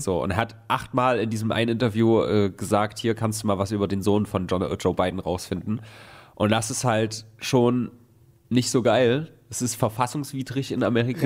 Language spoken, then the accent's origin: German; Germany; wer sind wir Deutsche dann noch?